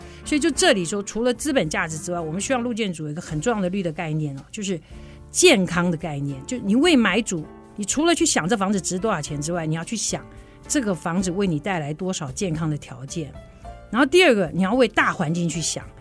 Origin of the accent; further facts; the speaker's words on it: Taipei, Taiwan; moved away as an adult; now in Puli, Taiwan; 我就是土生土长的台北人啦